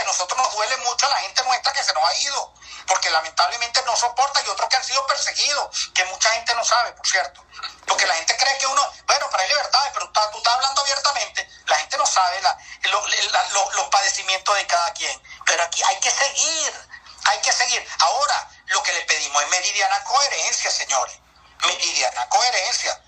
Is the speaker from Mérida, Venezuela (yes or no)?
no; Lara, Venezuela; yo que soy de Lara como Henry Falcón